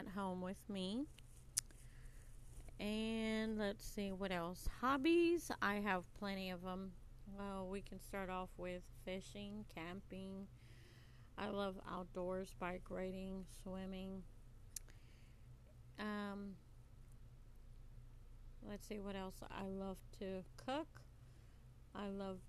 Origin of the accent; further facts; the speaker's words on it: Texas, United States; I'm from Texas, but I love Texas. It's my hometown